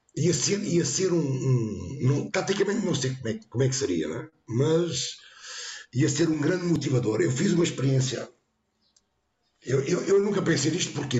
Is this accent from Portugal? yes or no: yes; Montijo, Setúbal, Portugal; nasci no Montijo e hoje continuo a dizer